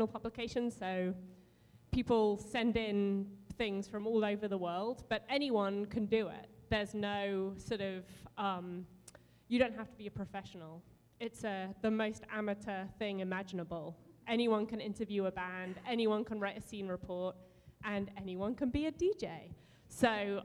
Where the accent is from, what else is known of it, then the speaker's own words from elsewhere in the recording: England, United Kingdom; moved away; growing up in England